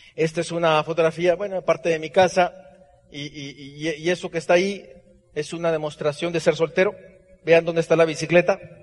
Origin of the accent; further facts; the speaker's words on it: Hermosillo, Sonora, Mexico; Yo nací en la calle Heriberto Aja y Veracruz, en el centro de Hermosillo, Sonora